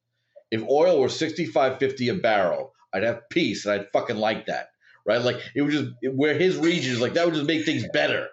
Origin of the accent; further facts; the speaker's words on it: New York, United States; also born or lived in Chicago; I grew up in New York